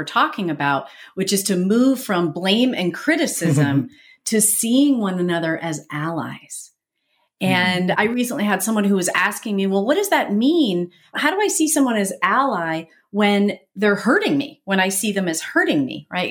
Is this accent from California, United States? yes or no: no; New Jersey, United States; I'm an Italian from New Jersey